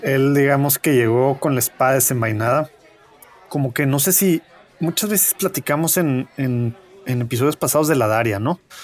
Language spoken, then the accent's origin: Spanish; Mexico; nosotros pues siendo mexicanos